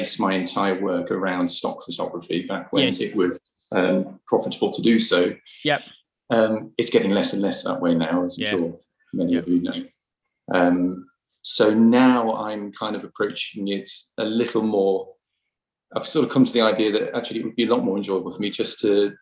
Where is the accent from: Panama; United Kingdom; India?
United Kingdom; Birmingham, West Midlands; also born or lived in New Zealand; now in Bristol, United Kingdom; I was brought up in Birmingham